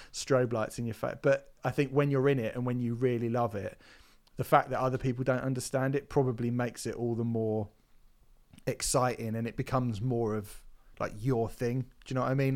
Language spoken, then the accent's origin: English; Hampshire, South East England, United Kingdom; growing up in Hampshire, there's a slightly different language that Portsmouth has